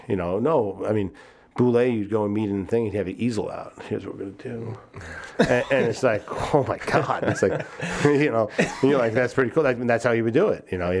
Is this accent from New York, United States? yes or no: yes; New York, United States; moved away as an adult; now in Chicago, United States; I was from New York